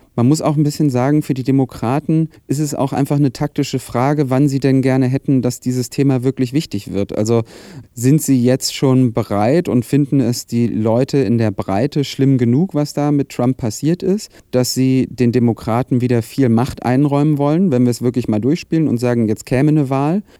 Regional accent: Germany; ich als Deutscher

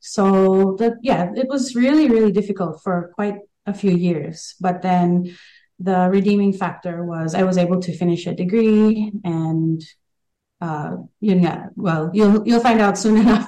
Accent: Queensland, Australia; moved away as an adult; also born or lived in Philippines; I was born and raised in Queensland, but 99, I officially moved to the Philippines to try out acting and I lived there for almost 10 years

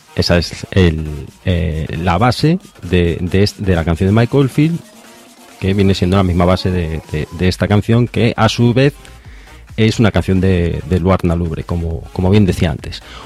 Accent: A Coruña, Galicia, Spain; de Coruña, de aquí de donde soy yo, de Galicia

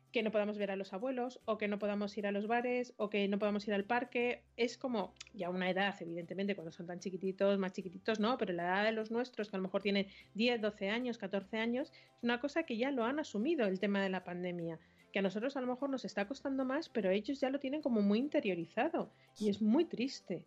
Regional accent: Madrid, Community of Madrid, Spain; los que somos de Madrid

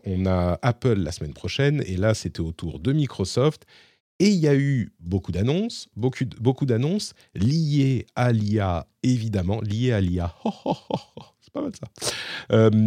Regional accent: France; now in Finland; chez nous, en France

